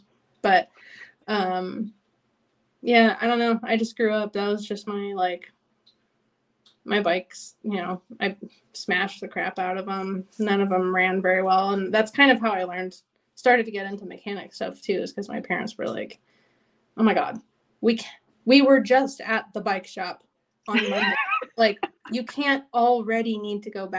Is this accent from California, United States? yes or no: yes; Los Angeles, California, United States; I grew up in Los Angeles